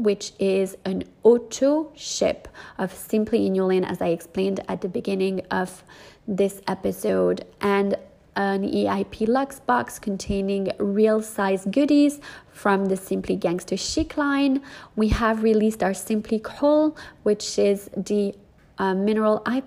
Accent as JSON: {"language": "English", "town": "North Miami Beach", "region": "Florida", "country": "United States", "tie": "born or raised there", "also_born_or_lived": "New York", "moved": "as an adult", "said": "my actual hometown where I grew up, North Miami Beach"}